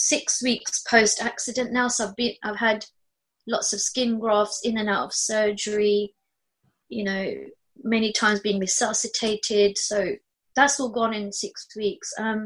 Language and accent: English; Australia; Everyone, I'm just Aussie, you know.